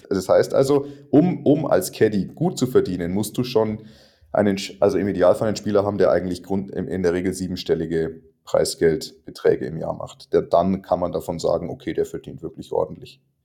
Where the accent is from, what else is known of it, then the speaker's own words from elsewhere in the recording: Germany; keinen einzigen anderen Deutschen